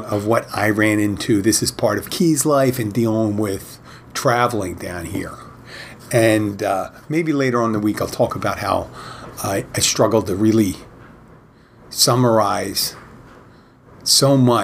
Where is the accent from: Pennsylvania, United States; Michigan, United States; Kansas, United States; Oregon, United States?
Pennsylvania, United States; Philadelphia; now in Florida Keys, United States; I'm originally from Philadelphia